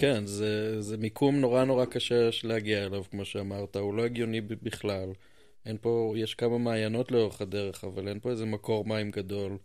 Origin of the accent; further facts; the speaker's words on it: Jerusalem, Jerusalem District, Israel; אתה ואני נולדנו פה